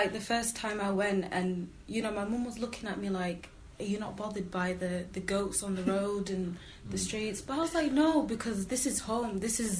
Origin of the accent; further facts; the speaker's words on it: Somalia; What makes us Somali? Roughly, we speak Somali and we look Somali and we're from Somalia, okay? Because if we go back home and we could fit in, we're Somali, okay?